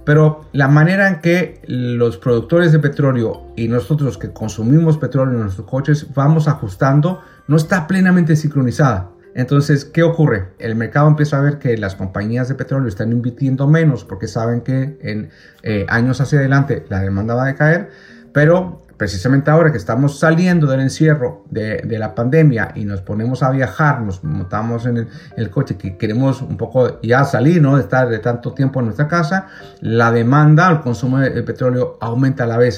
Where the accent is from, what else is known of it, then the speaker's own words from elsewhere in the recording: Chile; mi país de origen, Chile